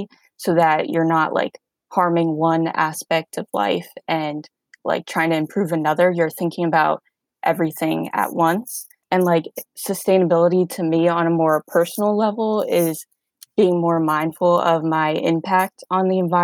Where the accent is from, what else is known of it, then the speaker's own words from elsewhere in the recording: Northern Virginia, United States; I'm from Northern Virginia, just about 30 minutes outside of DC